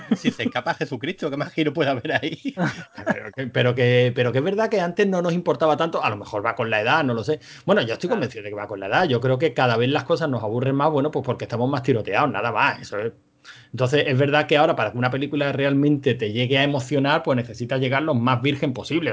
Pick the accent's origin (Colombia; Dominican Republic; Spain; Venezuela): Spain; somos españoles